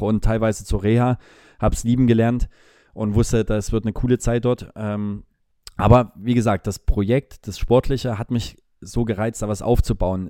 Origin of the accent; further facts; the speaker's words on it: Leipzig, Saxony, Germany; moved away as an adult; also born or lived in Munich; ich liebe diese Stadt, meine Heimatstadt